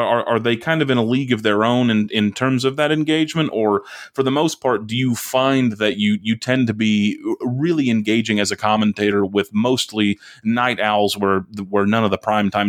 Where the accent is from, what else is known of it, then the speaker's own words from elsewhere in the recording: United States; as an American